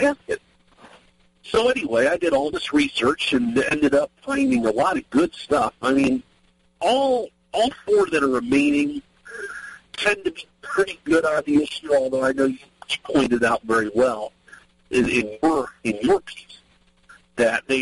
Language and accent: English; Ohio, United States; moved away as an adult; now in Maryland, United States; I actually am from Ohio originally. I moved down here in 2004 to Maryland, but I'm from Ohio originally